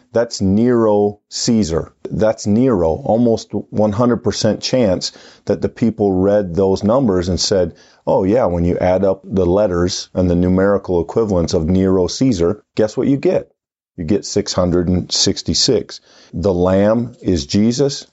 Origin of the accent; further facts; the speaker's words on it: United States; American Christians